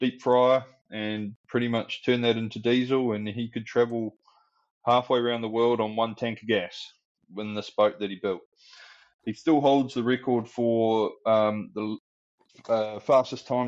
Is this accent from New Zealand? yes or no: yes; New Zealand; now in London, United Kingdom; I'm a Kiwi from New Zealand. I live in London now